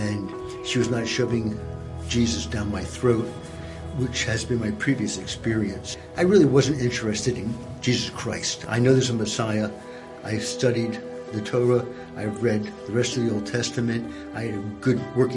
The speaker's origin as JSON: {"language": "English", "town": "Philadelphia", "region": "Pennsylvania", "country": "United States", "tie": "born or raised there"}